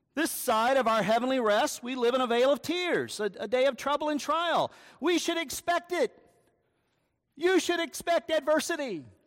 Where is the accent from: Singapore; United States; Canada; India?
United States; I'm an American